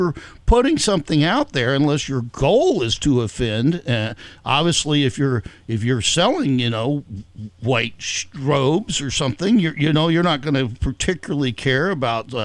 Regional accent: the South, United States; I'm from the South

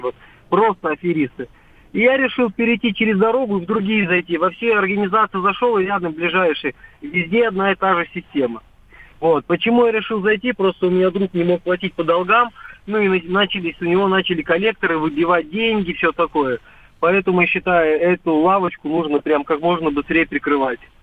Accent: Volgograd, Volgograd Oblast, Russia; now in Moscow, Russia; Я из Москвы звоню, проживаю в Москве, но очень часто в родной город Волгоград езди, да, нахожусь

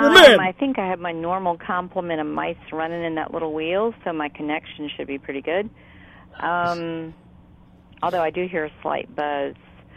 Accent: United States; now in Canada; I am not Canadian. I am just American stuck here. Although next year I will be technically Canadian. Because my citizenship will allegedly go through.

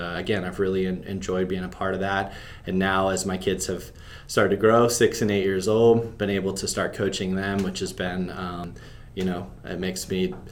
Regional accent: Pennsylvania, United States; moved away as an adult; also born or lived in North Carolina; I grew up in Pennsylvania, played soccer

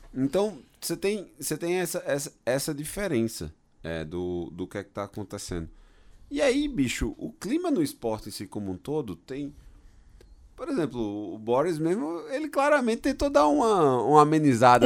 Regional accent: Brazil; sou do Brasil

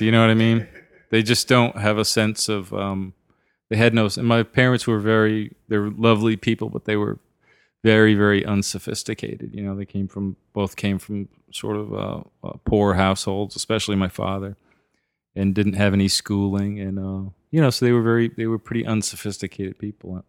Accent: southern Maine, United States; now in Nashville, United States; I grew up in a little tiny sort of mill town in, uh, southern Maine. right on the New Hampshire border

